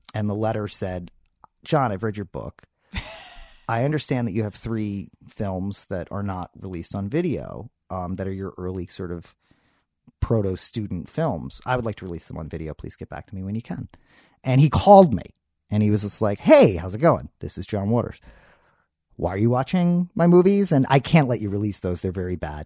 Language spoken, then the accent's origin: English; New York City, New York, United States; moved away as an adult; also born or lived in Philadelphia; now in Los Angeles, United States; I was born in Philadelphia, uh, and then very quickly moved to New York City